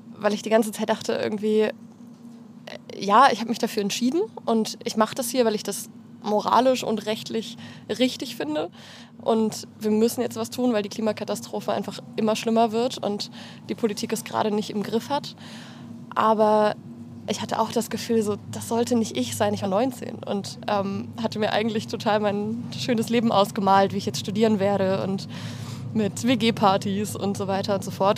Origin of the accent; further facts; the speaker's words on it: Radebeul, Saxony, Germany; moved away as an adult; also born or lived in Heidelberg; now in Berlin, Germany; Radebeul, das Dorf, also das Dorf, die Kleinstadt, wo ich herkomme